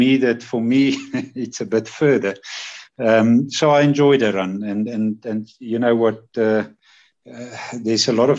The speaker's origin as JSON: {"language": "English", "town": "Vryburg", "region": "North West", "country": "South Africa", "tie": "born or raised there", "also_born_or_lived": "Johannesburg, South Africa", "moved": "yes", "lives_now": "Pretoria, South Africa", "said": "I was born in Freiburg in the Northern Cape, and so I grew up there in town and on the farms around there."}